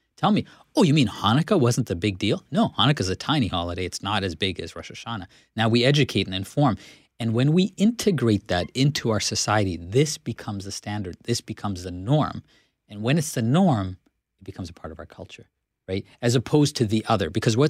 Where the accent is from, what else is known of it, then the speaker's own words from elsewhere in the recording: Canada; but as a Canadian, I need to feel proud of the fact that I come from a heritage that accepts all kinds of people.